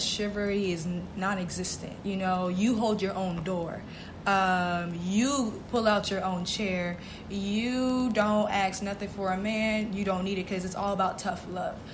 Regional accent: Boston, Massachusetts, United States; moved away as an adult; I actually was born and raised in Boston, Massachusetts.

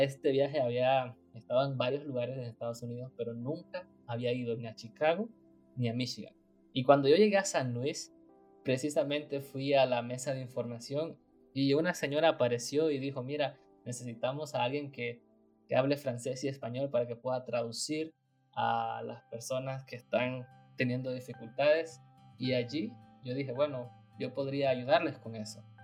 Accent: Nicaragua; moved away as an adult; now in United States; yo quería servir a mi iglesia, la iglesia adventista, y también quería servir a mi país. Así que acepté el llamado y estando en Nicaragua

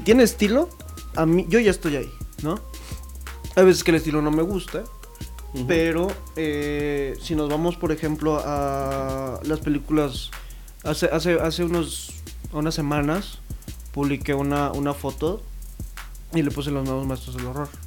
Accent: Mexico; identificarse como mexicano

